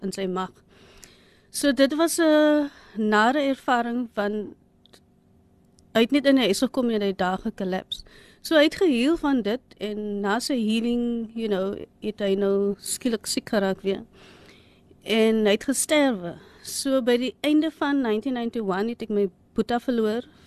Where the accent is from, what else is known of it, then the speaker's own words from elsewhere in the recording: Cape Town, Western Cape, South Africa; ons is eintlik van Ottery. So ons het nou groot geword in 'n flat, you know, the Cape Flats.